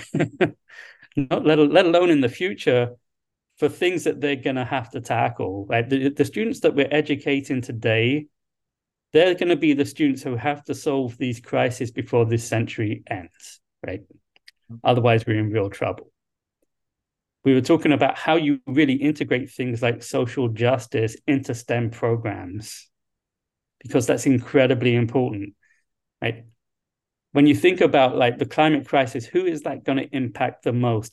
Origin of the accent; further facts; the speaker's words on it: London, United Kingdom; moved away as an adult; also born or lived in Liverpool / Hawaii / Little Rock, Arkansas / Duluth, Minnesota; now in Toledo, United States; I grew up in London, England. So, um, I'm a, I'm a long way from my home